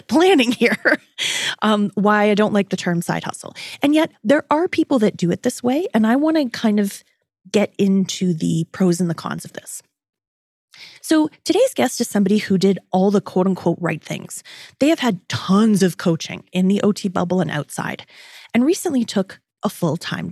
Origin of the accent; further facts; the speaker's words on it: Toronto, Ontario, Canada; also born or lived in New York City; her hometown, which is also my hometown